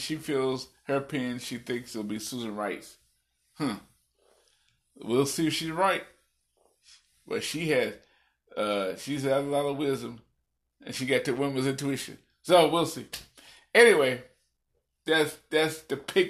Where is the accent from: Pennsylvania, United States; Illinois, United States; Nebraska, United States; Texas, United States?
Illinois, United States; my home state of Illinois.